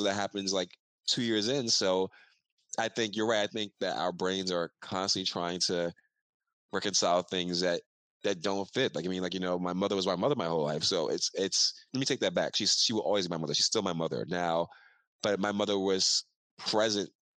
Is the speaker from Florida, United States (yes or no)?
no; New York City, New York, United States; the neighborhood I grew up in here in Brooklyn in Fort Greene